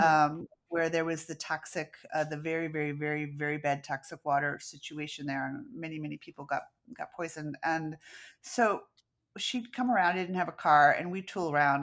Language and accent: English; Downers Grove, Illinois, United States; also born or lived in Venice, California; now in Charlotte, United States; I grew up in Downers Grove, uh, with a lotta trees.